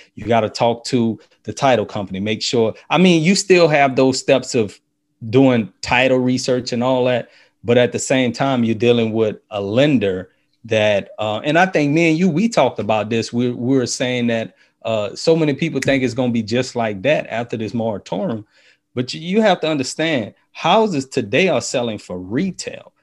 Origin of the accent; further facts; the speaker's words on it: New Orleans, Louisiana, United States; now in Baton Rouge, United States; I grew up in New Orleans.